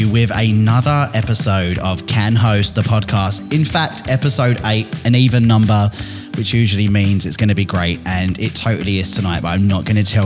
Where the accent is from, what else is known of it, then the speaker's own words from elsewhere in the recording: Billericay, East of England, United Kingdom; I'm from Billericay